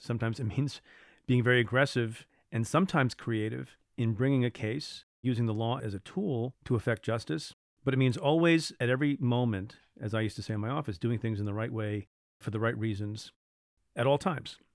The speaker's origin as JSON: {"language": "English", "region": "New York", "country": "United States", "tie": "born or raised there", "said": "my home state, New York"}